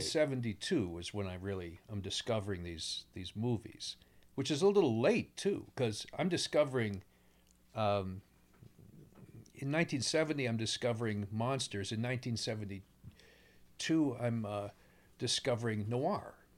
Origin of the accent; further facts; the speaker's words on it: New Jersey, United States; also born or lived in Pennsylvania; I grew up in Pennsylvania and New, notably New Jersey